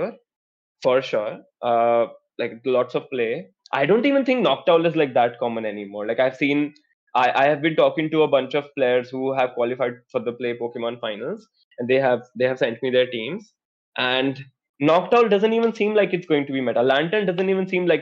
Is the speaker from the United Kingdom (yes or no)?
no; India